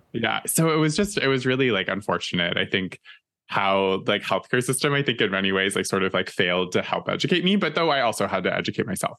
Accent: East Coast, Canada; moved away as an adult; now in Toronto, Canada; all of us growing up in the East Coast

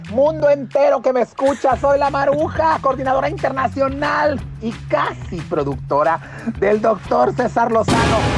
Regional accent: Panama; now in Washington, D.C., United States; estoy hablando desde Washington, D.C., pero mi país de origen es Panamá.

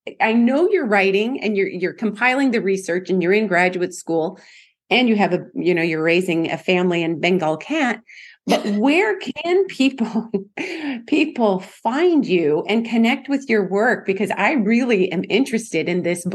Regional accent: Alaska, United States; moved away as an adult; now in Southern United States; I'm from Alaska originally. I mean, I wasn't born there, but I lived there for more than 50 years.

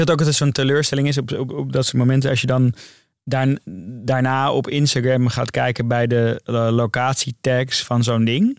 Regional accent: Amsterdam, North Holland, Netherlands; Ik ging daar weg als een Noorderling

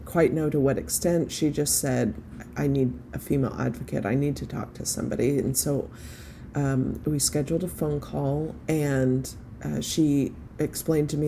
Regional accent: Fort Worth, Texas, United States; I was born and raised in Fort Worth, Texas

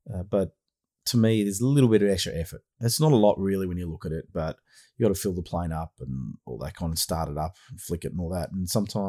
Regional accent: Australia; accent: Aussie; also born or lived in Melbourne, Australia; my Aussie accent.

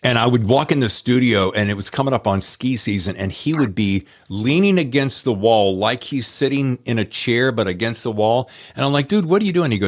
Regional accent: United States; now in California, United States; my hometown roots, which is the Carolina and the Blue Ridge Parkway

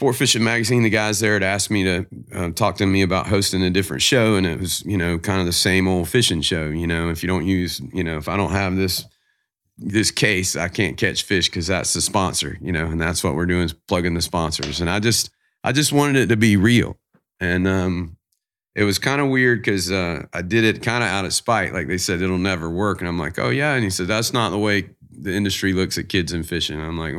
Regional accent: the South, United States; I'm from the South, man. So I'm, you know, don't lie. I'm a NASCAR fan. Grew up in NASCAR.

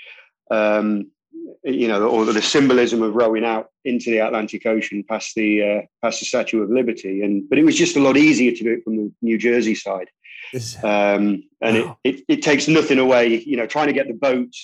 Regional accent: United Kingdom; I'm British

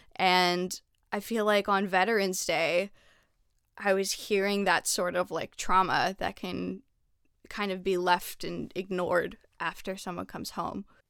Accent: Canada; now in United States; I'm I'm Canadian

